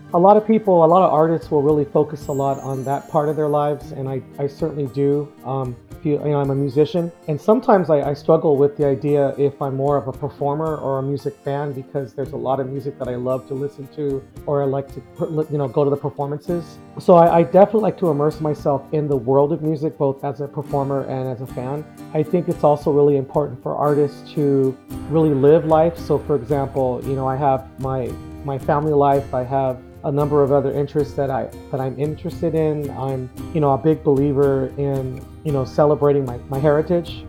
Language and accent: English; Los Angeles, California, United States; moved away as an adult; also born or lived in Tucson, Arizona; now in Sahuarita, United States; I actually was born and raised in the Los Angeles area